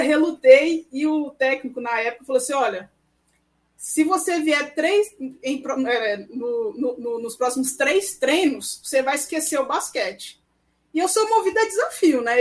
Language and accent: Portuguese; Belo Horizonte, Minas Gerais, Brazil; moved away as an adult; now in Brasília, Brazil; que eu sou mineirinha